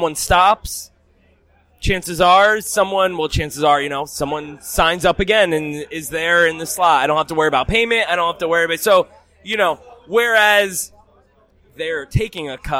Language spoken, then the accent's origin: English; New Jersey, United States; moved away as an adult; now in Boston, United States; I'm from New Jersey. I've only been in Boston about 4-5 years now